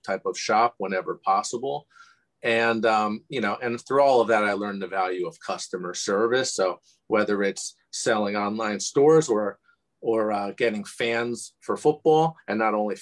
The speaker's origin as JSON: {"language": "English", "town": "Bloomfield", "region": "New Jersey", "country": "United States", "tie": "born or raised there", "also_born_or_lived": "Livingston, New Jersey / Sayreville, New Jersey", "said": "I was born in Livingston. So coincidence, and grew up in Bloomfield and really went to school and everything through in Sayreville"}